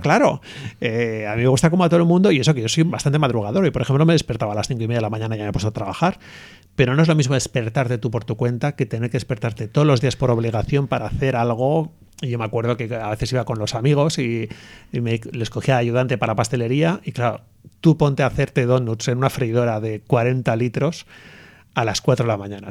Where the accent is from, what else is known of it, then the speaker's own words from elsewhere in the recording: Hondarribia, Basque Country, Spain; also born or lived in Bilbao; nosotros somos de, de Ondarribia, lo de San Sebastián